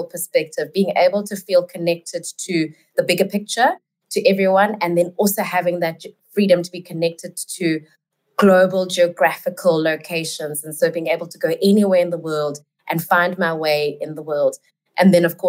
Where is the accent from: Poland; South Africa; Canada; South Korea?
South Africa; I am in South Africa, and I am South African